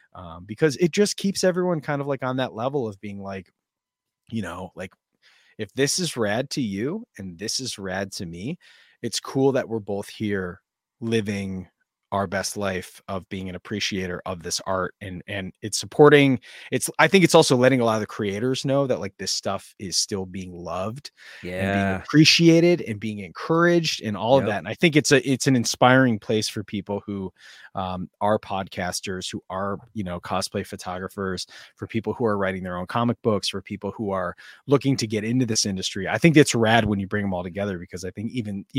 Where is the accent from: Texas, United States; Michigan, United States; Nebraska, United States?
Michigan, United States; Detroit; growing up in Michigan